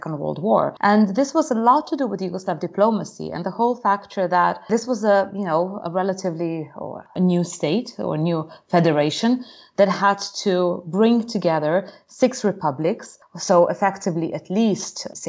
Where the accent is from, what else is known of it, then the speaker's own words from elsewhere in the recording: Slovenia; also born or lived in Britain; now in United Kingdom; growing up in Slovenia, so I was about 10 years old when we had the war